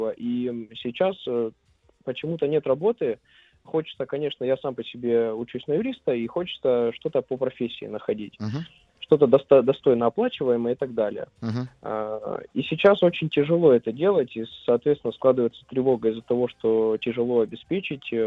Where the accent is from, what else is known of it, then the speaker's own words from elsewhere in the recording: Saint Petersburg, Russia; из Санкт-Петербурга.